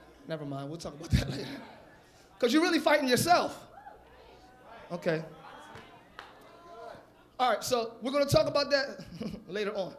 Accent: United States; also born or lived in New York / Philadelphia; I'm from Jersey, New York, Philly

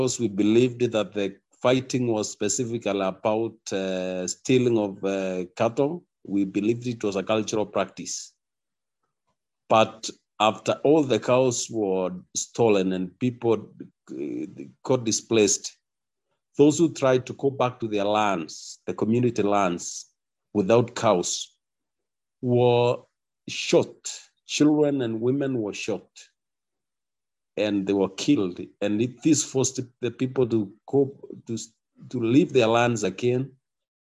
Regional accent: Baringo County, Kenya; from Baringo County in Kenya. I represent Baringo community, particularly a community called Tuken community. Where I come from, specifically, I come from Baringo North

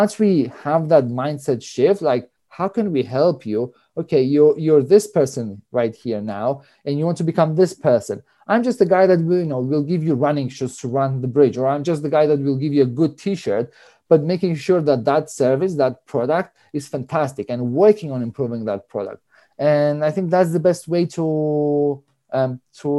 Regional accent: Cyprus; moved away; I grew up in Cyprus, so I'm Greek. My mom is Russian

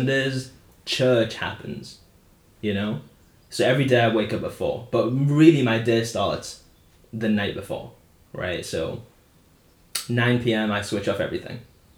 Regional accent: Wales, United Kingdom; born there; now in Middlesbrough, United Kingdom; And I was born in Wales.

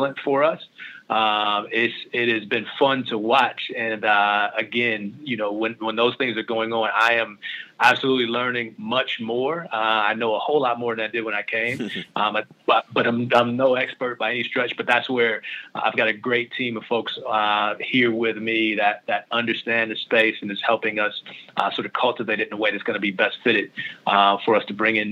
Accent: Canton, Ohio, United States; I'm from Ohio. I'm a kid from Canton, Ohio, Northeast Ohio

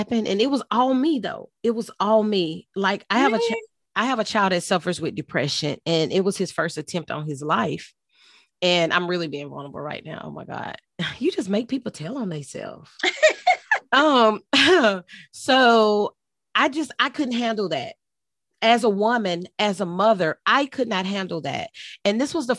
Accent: Texas, United States; also born or lived in Houston, Texas; now in South Carolina, United States; I live in South Carolina, but I'm originally from Texas

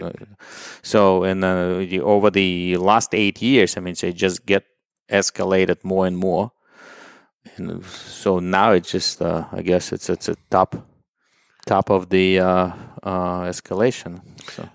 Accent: Dnipro, Dnipropetrovsk Oblast, Ukraine; English is a second language; moved away; my hometown is Dnipro. It used to be Dnipropetrovsk.

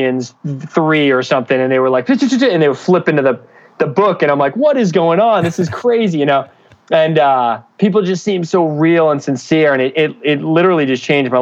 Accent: Danvers, Massachusetts, United States; also born or lived in Boston, Massachusetts; I'm originally from Boston, Massachusetts, actually Danvers, which is north of the city

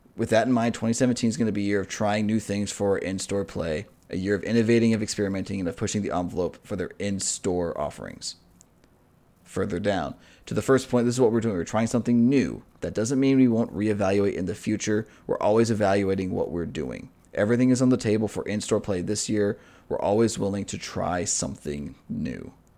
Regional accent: United States; as an American

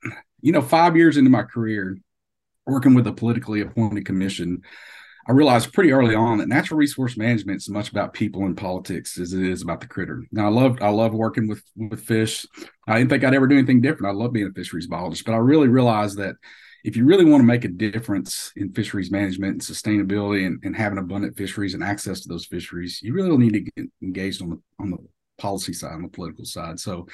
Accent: Arkansas, United States; I grew up in Arkansas on a little creek down by their house

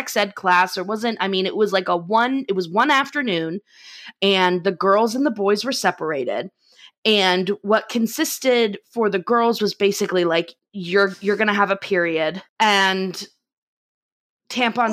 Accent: Florida, United States; accent: Southern; we grew up in Florida

